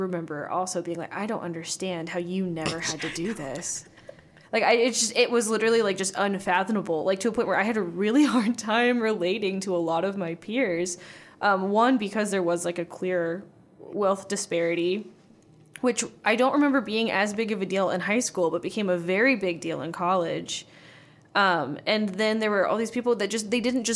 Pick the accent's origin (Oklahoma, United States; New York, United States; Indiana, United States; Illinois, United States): Indiana, United States; Warsaw; I'm from Warsaw, Indiana